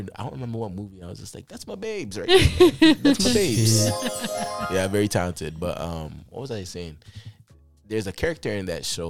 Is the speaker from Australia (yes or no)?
no; Canada; I was born here in Canada.